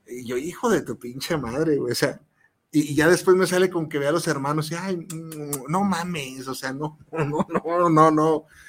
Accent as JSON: {"language": "Spanish", "country": "Mexico", "said": "como, como mexicanos"}